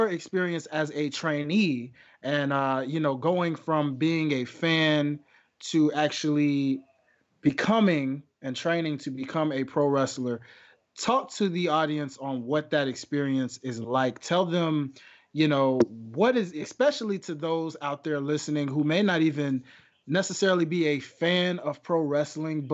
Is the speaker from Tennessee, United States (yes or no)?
yes; Memphis, Tennessee, United States; my hometown of Memphis, Tennessee